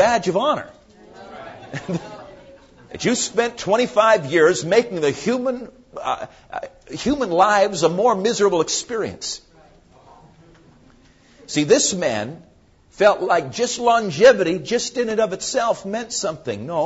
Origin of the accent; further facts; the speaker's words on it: Massachusetts, United States; moved away; I come from Massachusetts